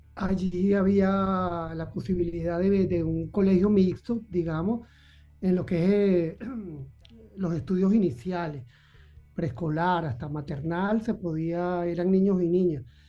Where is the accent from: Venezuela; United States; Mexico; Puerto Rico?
Venezuela; Caracas, Capital District; mi niñez transcurrió en Caracas, yo nací en Caracas